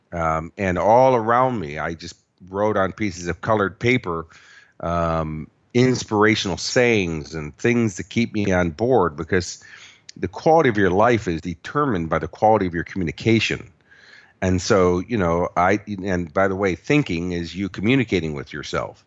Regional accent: Chicago, Illinois, United States; moved away as an adult; also born or lived in Los Angeles; now in Australia; I was born and raised in Chicago, and then, uh, when I was eighteen years old, I moved to Los Angeles.

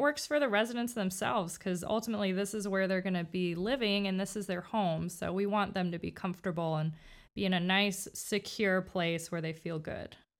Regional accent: Miami, Florida, United States; moved away as an adult; now in Winter Haven, United States; I'm from Miami, um, so I've been in Winter Haven for about, I think it's ten years now

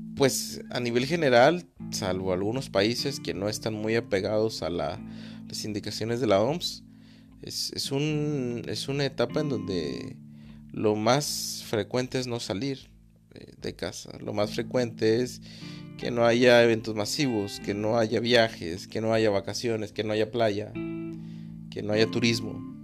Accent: Mexico; mi país México

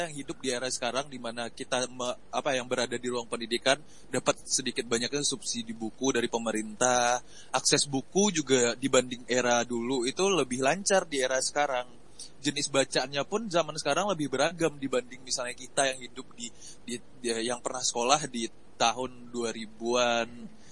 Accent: Pariaman, West Sumatra, Indonesia; Iya, aku orang Pariaman, Sumatera oh, Barat.

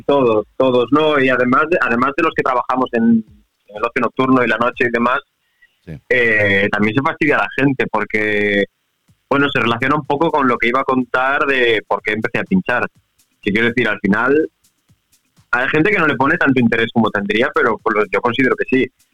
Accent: Santiago de Compostela, Galicia, Spain; moved away as an adult; also born or lived in Southampton; now in Barcelona, Spain; yo soy de Santiago de Compostela.

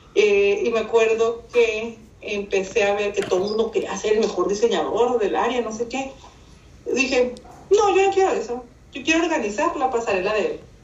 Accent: Mexicali, Baja California, Mexico; accent: norteño; moved away as an adult; also born or lived in Hermosillo, Sonora; now in San Diego, United States; Nací en Hermosillo, Sonora. Y de muy chica me llevaron a Mexicali, Baja California, mis papás, por el trabajo de mis papás. Ahí crecí

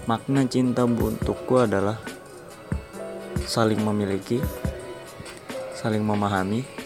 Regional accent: Balikpapan, East Kalimantan, Indonesia; Aku asal Balikpapan. Dan aku umur 17 tahun

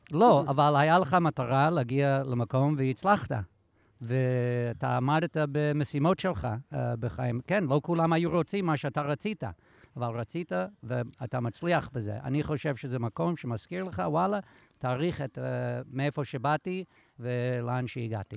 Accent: United States; now in Israel; אני אמריקאי

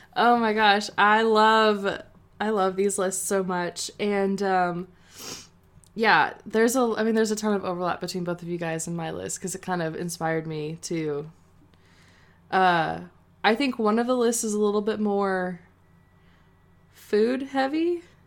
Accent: San Antonio, Texas, United States; it's my hometown

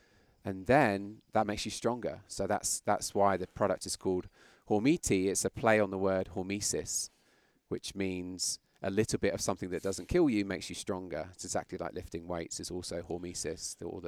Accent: London, United Kingdom; accent: British; moved away as an adult; now in United States; Yeah, I mean, ultimately, obviously, my accent is British. Yeah, I looked it up in the calendar the other day. It was 2001 when I came here from London

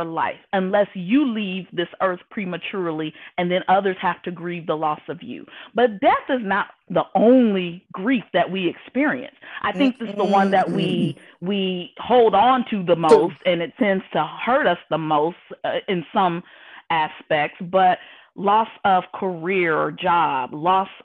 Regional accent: Indianapolis, Indiana, United States; moved away as an adult; now in Houston, United States; from Indianapolis, Indiana, living now in Houston, Texas

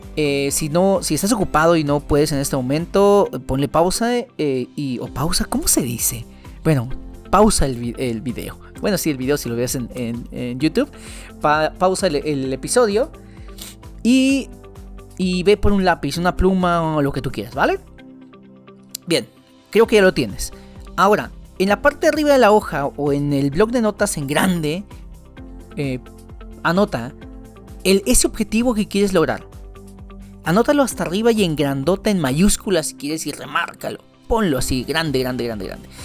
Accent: Veracruz, Mexico; soy de Veracruz

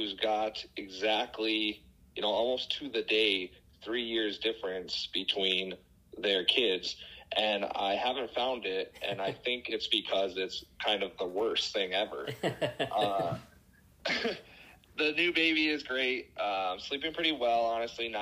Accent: Beulah, North Dakota, United States; also born or lived in Fargo, North Dakota / Moorhead, Minnesota; I'm originally from Beulah, Dakota. That's a western small town in North Dakota.

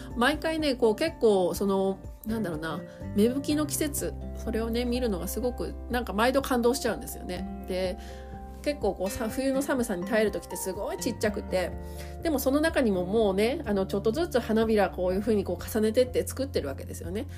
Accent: Asahikawa, Hokkaido, Japan; 私地元北海道の旭川市なんですけどね

